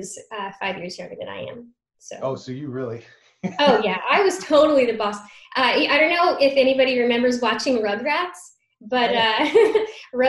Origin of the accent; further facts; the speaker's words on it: Reno, Nevada, United States; moved away; I grew up in Reno, Nevada